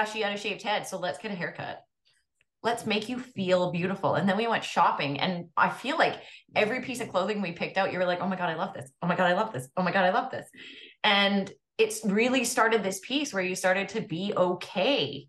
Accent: Canada

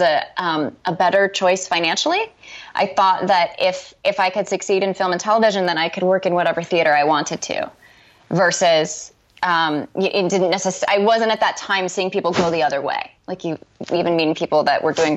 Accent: Phoenix, Arizona, United States; moved away as an adult; now in Los Angeles, United States; I grew up in Phoenix

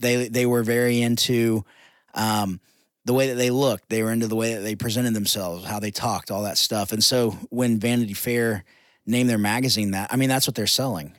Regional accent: United States; I'm telling them as an American

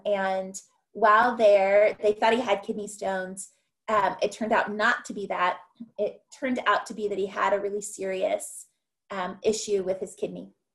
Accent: California, United States; moved away as an adult; also born or lived in Ohio / Mexico; I'm from California

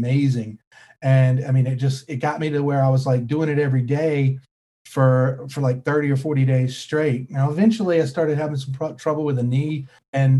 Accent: North Carolina, United States; also born or lived in Florida / Kentucky; I grew up in North Carolina

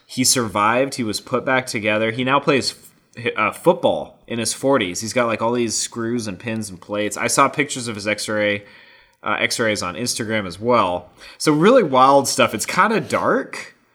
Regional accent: Colorado, United States; that was in my home state

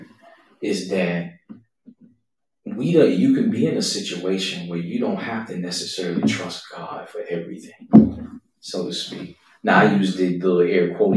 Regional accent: United States; us as American Western believers

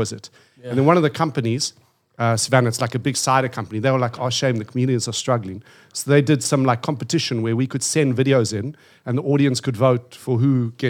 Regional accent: South Africa; moved away; I'm from South Africa.

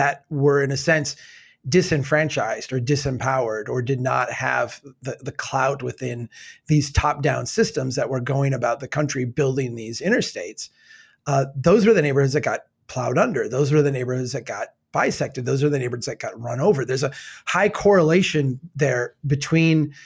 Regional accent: Brainerd, Minnesota, United States; Here in my hometown of Brainerd

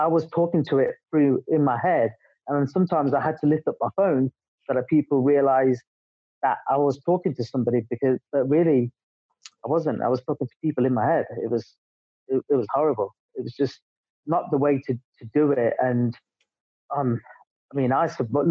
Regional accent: England, United Kingdom; moved away as an adult; also born or lived in Dubai; I'm English

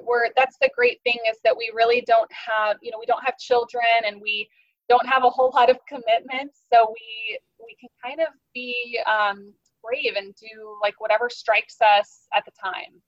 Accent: Kansas, United States; moved away as an adult; also born or lived in Wichita, Kansas; now in St. Petersburg, United States; I am from Kansas, which is smack dab in the middle of the United States. I was born in essentially Kansas City, which is the northeast part of the state

